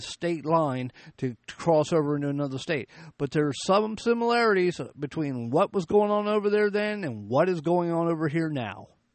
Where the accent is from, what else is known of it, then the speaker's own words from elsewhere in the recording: United States; we as the American people